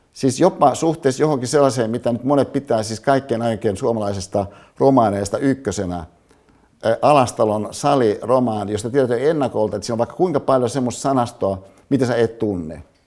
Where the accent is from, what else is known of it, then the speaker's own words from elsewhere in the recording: Hyvinkää, Uusimaa, Finland; mihin mä synnyin Hyvinkäällä